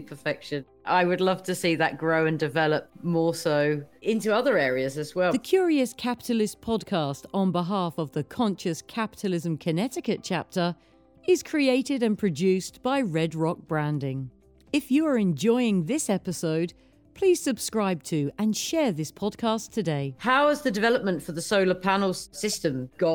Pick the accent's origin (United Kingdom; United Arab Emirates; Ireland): United Kingdom; I'm a Brit